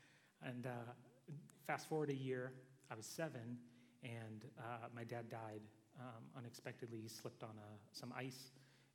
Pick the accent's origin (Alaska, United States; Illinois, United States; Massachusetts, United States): Alaska, United States; I grew up in Alaska, so not tons of people